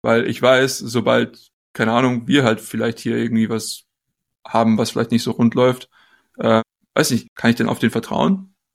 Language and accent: German; Germany; moved away; wir als Deutsche